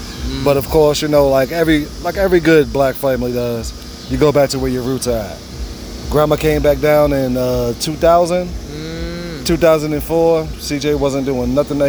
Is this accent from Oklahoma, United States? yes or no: no; New York City, New York, United States; now in Charlotte, United States; I grew up in New York City. So I was born and raised in New York.